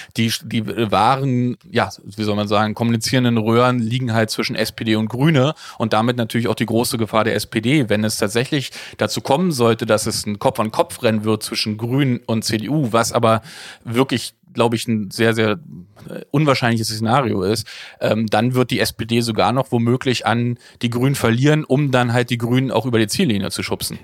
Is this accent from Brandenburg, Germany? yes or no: yes; Frankfurt, Brandenburg, Germany; als gelernter Ostdeutscher geboren in Frankfurt-Oder